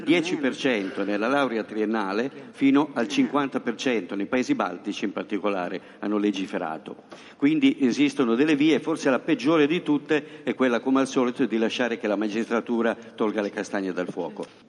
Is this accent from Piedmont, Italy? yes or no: yes; Turin, Piedmont, Italy; Io vengo da Torino